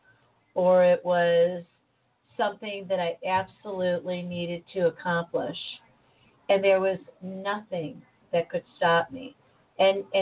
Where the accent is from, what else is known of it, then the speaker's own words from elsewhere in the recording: United States; I am an American. I was born here. I was raised here